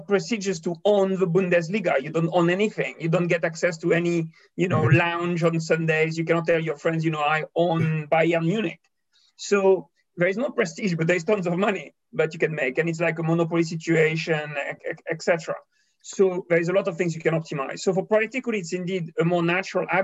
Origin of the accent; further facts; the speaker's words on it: Toulouse, Occitania, France; my hometown, Toulouse